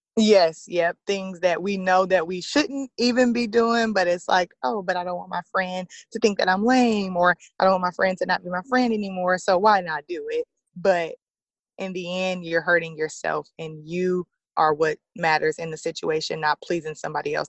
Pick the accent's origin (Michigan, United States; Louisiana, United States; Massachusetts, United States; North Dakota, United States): Louisiana, United States; Lake Charles; also born or lived in Illinois; a church here in Lake Charles, my hometown